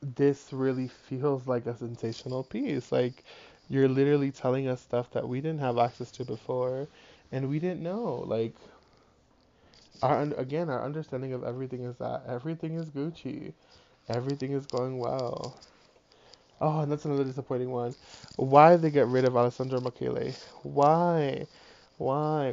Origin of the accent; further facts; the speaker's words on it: Providence, Rhode Island, United States; I'm from Providence, Rhode Island, and like when I was growing up, you could find a three bedroom apartment for $800